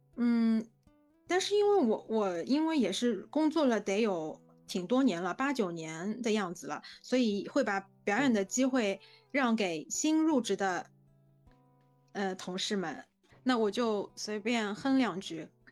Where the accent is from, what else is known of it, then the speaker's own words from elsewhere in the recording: Shanghai, China; 我是在魔都上海出生，长大工作